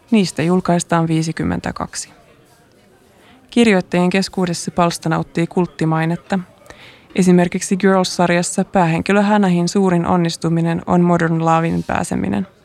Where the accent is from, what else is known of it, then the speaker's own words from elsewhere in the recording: Helsinki, Uusimaa, Finland; Tai kun katsoin äänestystuloksia etutöölön alueella, josta mä oon kotoisin, ja siellä Halla-aho suunnilleen kolmanneksi suosituin.